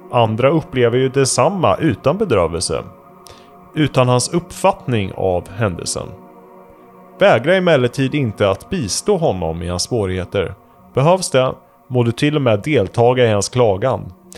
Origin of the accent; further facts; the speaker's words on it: near Vadstena, Östergötland, Sweden; i Vadstena. Mm. I närheten av där jag kommer ifrån